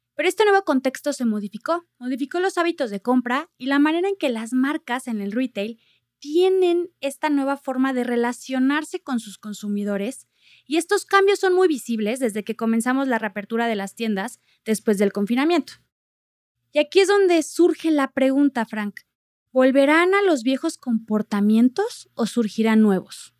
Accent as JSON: {"language": "Spanish", "country": "Mexico"}